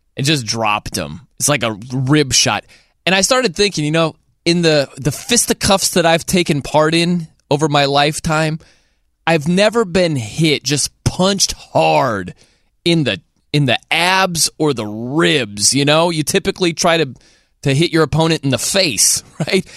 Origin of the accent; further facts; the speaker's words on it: South Bend, Indiana, United States; now in Nashville, United States; I grew up in South Bend